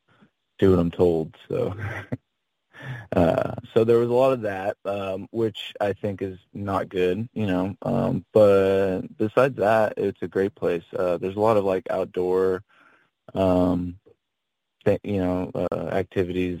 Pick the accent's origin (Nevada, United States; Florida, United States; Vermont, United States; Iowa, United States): Nevada, United States; Henderson; there's a suburb called Henderson that I grew up